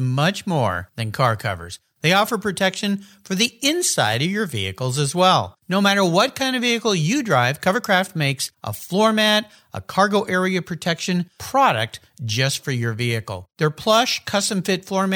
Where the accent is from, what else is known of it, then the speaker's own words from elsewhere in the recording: San Diego, California, United States; growing up in San Diego